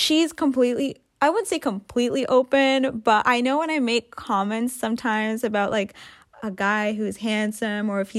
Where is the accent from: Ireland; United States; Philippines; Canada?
Canada; also born or lived in Africa / Sri Lanka (ancestry); growing up in Canada, growing up in a diverse environment